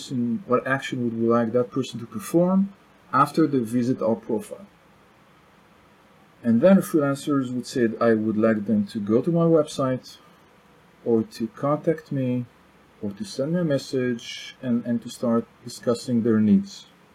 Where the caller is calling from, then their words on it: Tel Aviv District, Israel; English is a second language; also born or lived in France; South of Tel Aviv, Israel. Sunny.